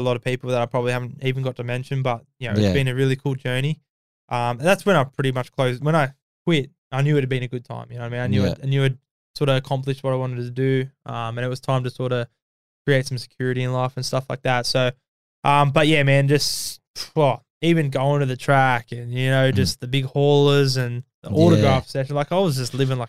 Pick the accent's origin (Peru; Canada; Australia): Australia; I'm Australian